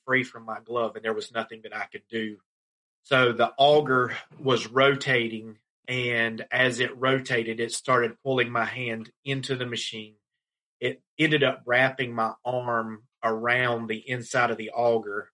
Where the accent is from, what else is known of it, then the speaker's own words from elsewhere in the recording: Laurinburg, North Carolina, United States; my hometown of Laurinburg, North Carolina